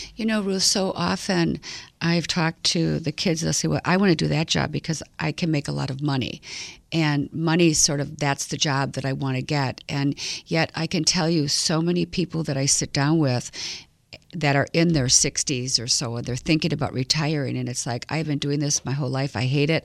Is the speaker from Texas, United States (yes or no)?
no; Milwaukee, Wisconsin, United States; I grew up right here in Milwaukee at Nicolay High School